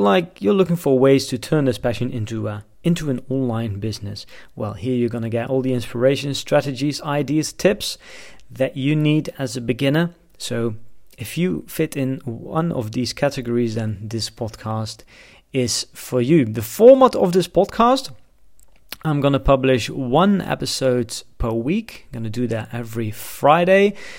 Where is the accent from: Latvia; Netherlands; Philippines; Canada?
Netherlands; moved away as an adult; also born or lived in China; I'm from the Netherlands